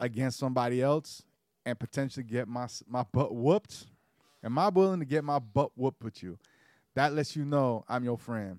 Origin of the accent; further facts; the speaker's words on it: Georgia, United States; also born or lived in Caribbean; I grew up in Georgia